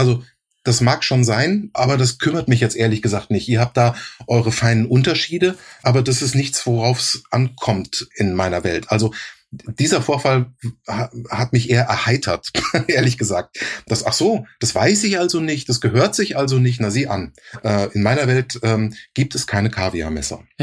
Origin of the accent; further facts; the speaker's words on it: Rhineland-Palatinate, Germany; accent: Palatine German; war mein Dialekt, war mein pfälzischer Dialekt.